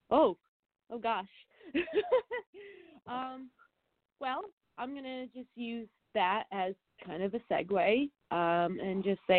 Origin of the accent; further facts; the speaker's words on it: Albany, New York, United States; so I'm actually from Albany, New York.